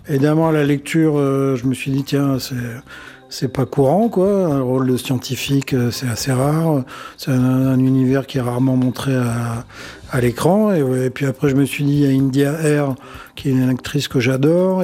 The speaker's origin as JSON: {"language": "French", "country": "Mauritius", "tie": "born or raised there", "moved": "yes", "said": "Je suis mauricien, moi, et je, vais à l'île Maurice tous les ans"}